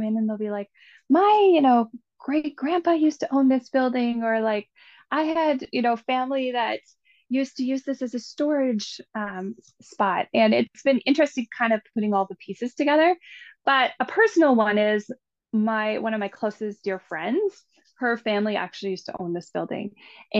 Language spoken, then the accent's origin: English; Canada; growing up in the Valley